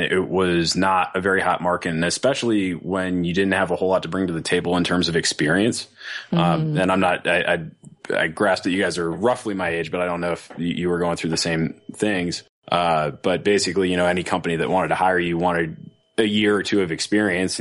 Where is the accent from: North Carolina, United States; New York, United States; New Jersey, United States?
North Carolina, United States; also born or lived in Virginia / Washington, D.C.; now in Denver, United States; I'm from North Carolina originally.